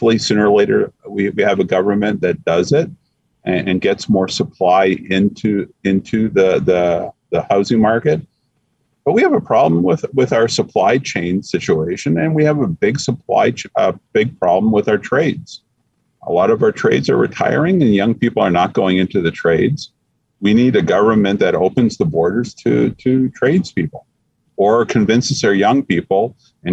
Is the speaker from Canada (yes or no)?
yes; Canada; we're Canadian